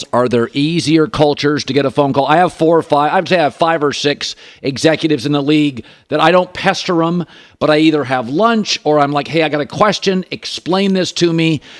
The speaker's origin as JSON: {"language": "English", "region": "Pacific Northwest", "country": "United States", "tie": "born or raised there", "said": "I grew up in the Pacific Northwest."}